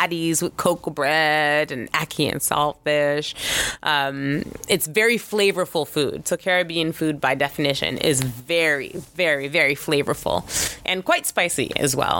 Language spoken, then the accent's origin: English; Canada; I'm Canadian